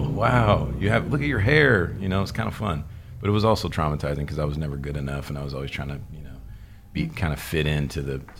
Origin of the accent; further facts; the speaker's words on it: Louisville, Kentucky, United States; I grew up in Louisville, Kentucky.